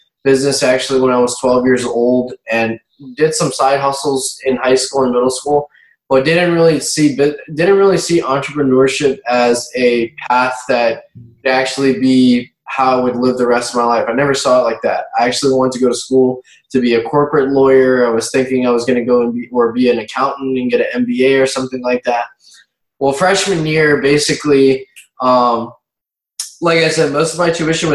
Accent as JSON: {"language": "English", "town": "Baton Rouge", "region": "Louisiana", "country": "United States", "tie": "born or raised there", "said": "I grew up mainly in Baton Rouge, Louisiana, which is the capital city of the state of Louisiana."}